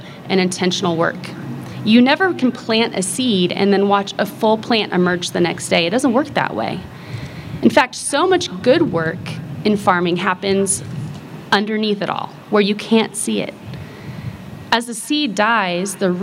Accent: Kansas, United States; I grew up in Kansas

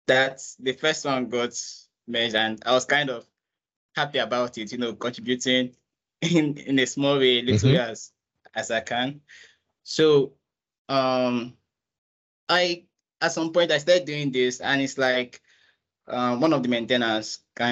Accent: Nigeria; I'm a Nigerian.

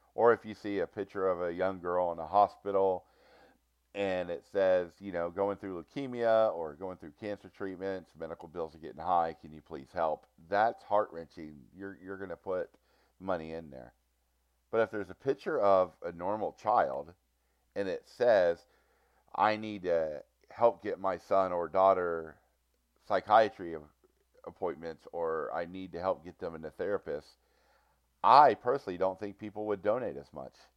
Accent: Cincinnati, Ohio, United States; I am from Cincinnati, Ohio

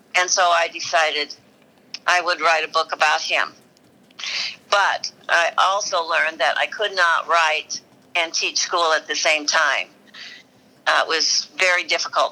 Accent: Alaska, United States; I was raised in Alaska

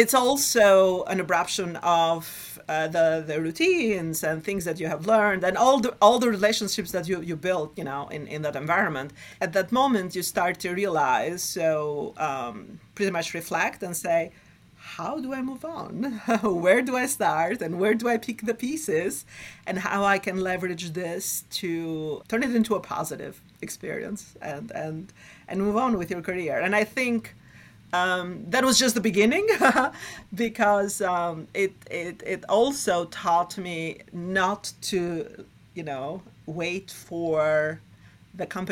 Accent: Albania; moved away as an adult; now in New York City, United States; I was born and raised in Albania during the Cold War

